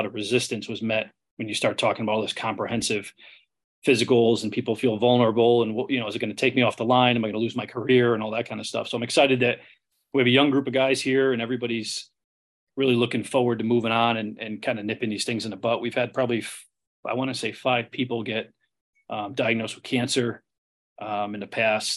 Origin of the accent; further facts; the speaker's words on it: Connecticut, United States; also born or lived in Cape Cod; I grew up in Connecticut, wanted to be a fireman since I was a kid